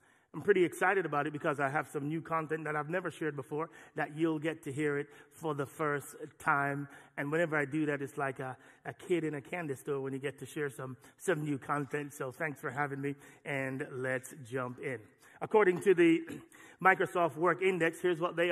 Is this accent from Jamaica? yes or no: yes; Jamaica; moved away; the church I grew up in Jamaica